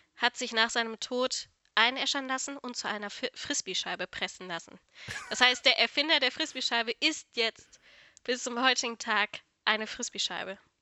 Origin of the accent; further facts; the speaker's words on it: North Rhine-Westphalia, Germany; dass ich aus NRW komme, kann ich ja wohl sagen, oder? Ich, ich denke, das hört man auch